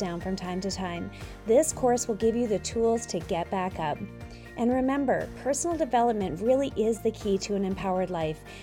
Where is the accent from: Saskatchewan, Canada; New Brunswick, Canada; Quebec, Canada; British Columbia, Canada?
Saskatchewan, Canada; we're both from Saskatchewan